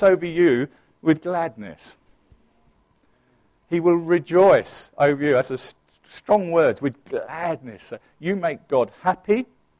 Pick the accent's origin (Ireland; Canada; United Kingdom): United Kingdom; England; I am English